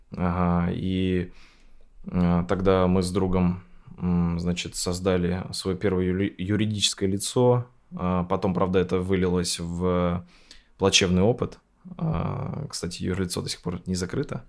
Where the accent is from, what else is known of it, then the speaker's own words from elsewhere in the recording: Sarapul, Udmurtia, Russia; moved away as an adult; also born or lived in Izhevsk; я там родился в Сарапуле